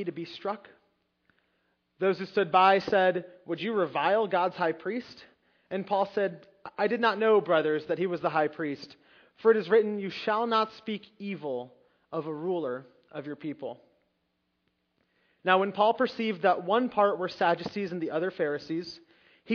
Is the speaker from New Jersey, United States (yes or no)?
yes; Long Valley, New Jersey, United States; I grew up in Long Valley, and if you don't know anything about that area, there weren't that many immigrants. I wasn't the only one, but I think I was the only one in the class